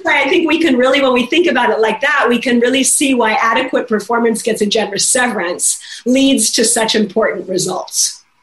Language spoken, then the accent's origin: English; Minnesota, United States; moved away; I'm from Minnesota.